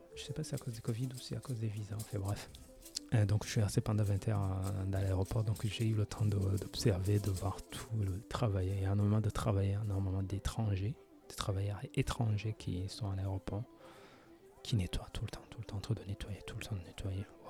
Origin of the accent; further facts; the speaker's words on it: France; now in Japan; Je viens de la France avec un service public assez développé